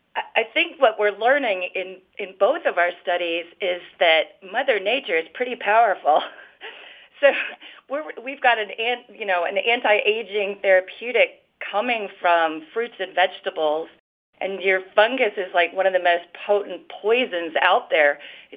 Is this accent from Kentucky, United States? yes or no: no; Florida, United States; now in Minnesota, United States; I came to Minnesota from Florida, and all I know is that the frogs there could always tell us when bad weather was coming.